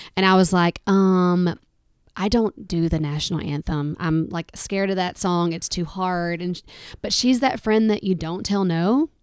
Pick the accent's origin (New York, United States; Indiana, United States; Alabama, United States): Alabama, United States; I'm from Alabama